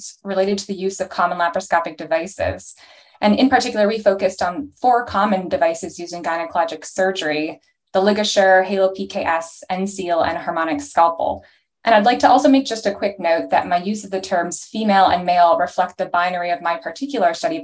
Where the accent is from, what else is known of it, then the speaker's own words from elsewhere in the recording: Toronto, Ontario, Canada; moved away as an adult; also born or lived in Chicago, Illinois / North Carolina; now in Portland, United States; I'm from Toronto, Canada initially